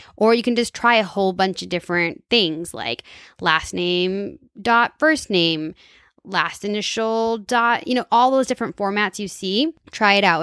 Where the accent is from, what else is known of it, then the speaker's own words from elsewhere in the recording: Minnesota, United States; I'm from Minnesota